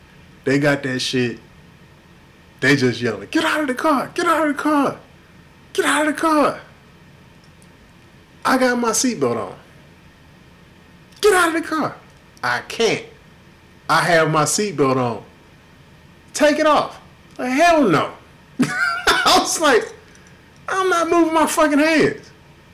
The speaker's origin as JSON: {"language": "English", "town": "Houston", "region": "Texas", "country": "United States", "tie": "born or raised there", "also_born_or_lived": "Inglewood, California / Watts, Los Angeles", "said": "I grew up, I was born in Inglewood in the late 70s, early 80s. We lived near Watts up until 86 when we moved here. I was in Southwest Houston, in Ridgemont"}